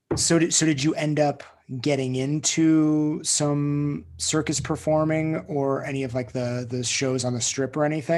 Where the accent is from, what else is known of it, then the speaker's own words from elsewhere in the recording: United States; I grew up in Lake Tahoe